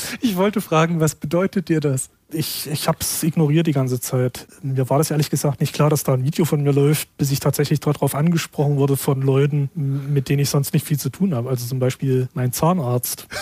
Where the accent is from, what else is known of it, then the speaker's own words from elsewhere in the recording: Schwarzenberg, Saxony, Germany; Die Gegend, wo ich herkomme, kurz nach dem Krieg war das sogenanntes Wismut-Gebiet